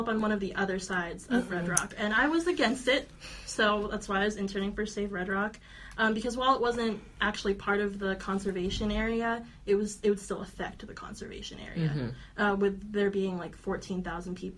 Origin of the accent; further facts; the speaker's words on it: Las Vegas, Nevada, United States; I'm born and raised in Las Vegas.